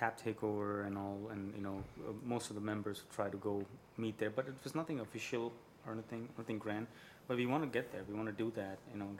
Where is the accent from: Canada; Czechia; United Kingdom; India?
India; South India; moved away as an adult; now in El Paso, United States; I'm from South India. And I've been in El Paso